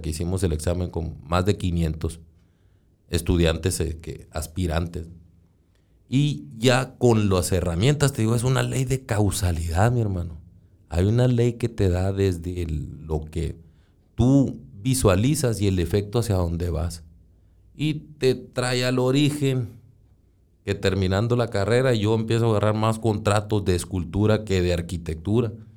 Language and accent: Spanish; Hermosillo, Sonora, Mexico; Yo nací ya en Hermosillo